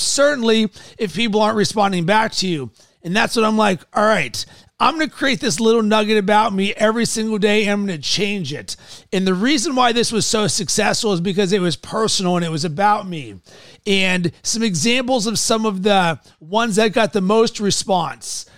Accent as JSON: {"language": "English", "town": "Fort Wayne", "region": "Indiana", "country": "United States", "tie": "born or raised there", "said": "I was born in Fort Wayne, Indiana"}